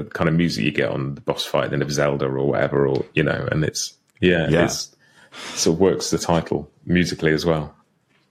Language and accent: English; United Kingdom; I'm a British guy who grew up listening to pop music and rock music